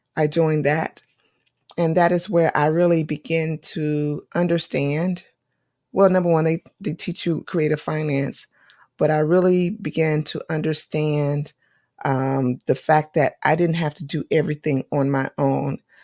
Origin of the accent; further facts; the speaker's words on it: North Carolina, United States; North Carolina because thi-, this is my home state